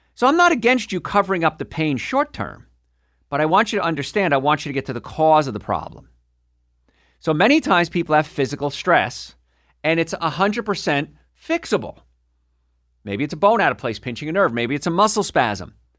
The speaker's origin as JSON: {"language": "English", "region": "New Jersey", "country": "United States", "also_born_or_lived": "New York / Atlanta", "moved": "yes", "said": "I'm from New York. ori-, well, from New Jersey originally, right across the river"}